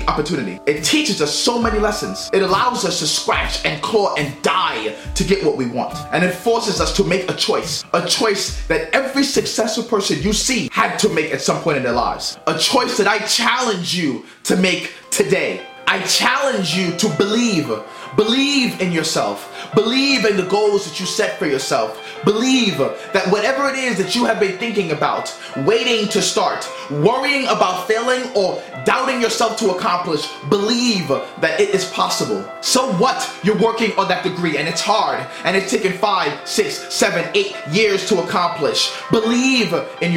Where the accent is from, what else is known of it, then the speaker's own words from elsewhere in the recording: New York City, New York, United States; growing up in Brooklyn, New York during the 90s was hard